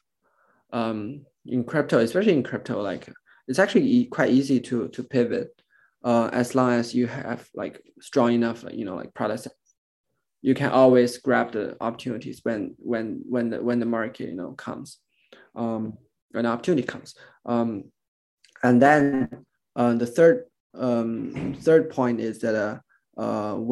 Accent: China; I'm born and raised in China

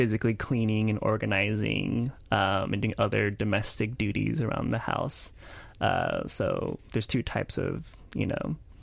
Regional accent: Houston, Texas, United States; also born or lived in Lake Charles, Louisiana; I grew up in Houston in a spoken word slam scene

